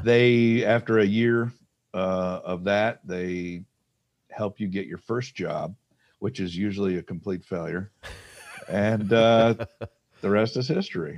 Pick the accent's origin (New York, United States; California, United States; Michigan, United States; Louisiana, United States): Michigan, United States; Detroit; I grew up in Detroit.